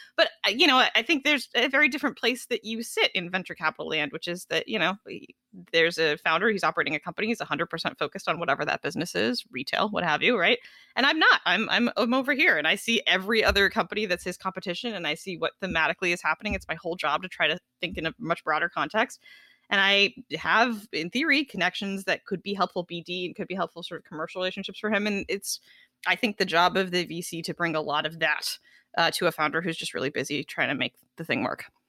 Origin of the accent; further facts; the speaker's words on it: Los Angeles, California, United States; I grew up in Los Angeles